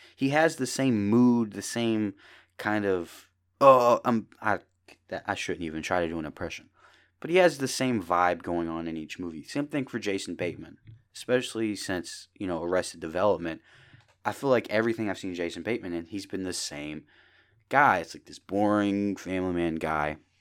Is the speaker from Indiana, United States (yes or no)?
yes; Indiana, United States; small town in Indiana